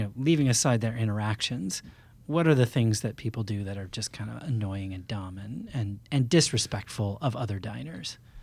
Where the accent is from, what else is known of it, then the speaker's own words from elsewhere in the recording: Maine, United States; I grew up in Maine